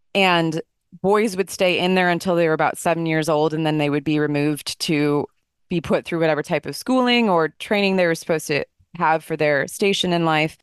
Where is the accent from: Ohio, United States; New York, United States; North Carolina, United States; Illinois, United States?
Illinois, United States; accent: Midwest and Staten Island twang; also born or lived in New Jersey; I'm originally from New Jersey, and then we moved to Illinois when I was probably about six or seven years old